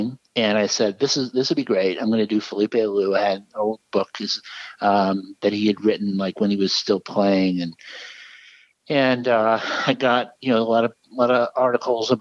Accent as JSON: {"language": "English", "region": "New England", "country": "United States", "tie": "born or raised there", "said": "I grew up in New England, and my family, Red Sox fans, my grandparents."}